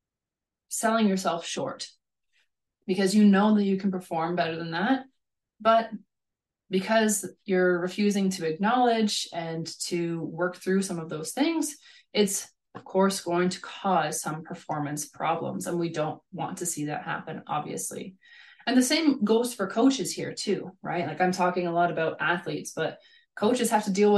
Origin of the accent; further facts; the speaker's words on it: Canada; moved away as an adult; also born or lived in Hungary / Norway / Kazakhstan; now in Germany; I grew up in Canada